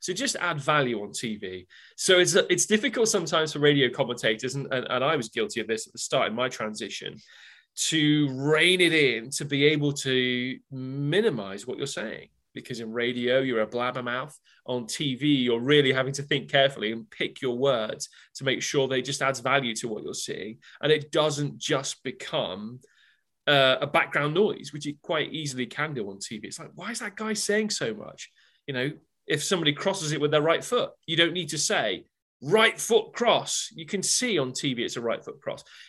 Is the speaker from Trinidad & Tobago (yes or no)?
no; Loughborough, East Midlands, United Kingdom; moved away as an adult; now in United States; born and bred in Loughborough, you know, 17 miles down the road from Derby.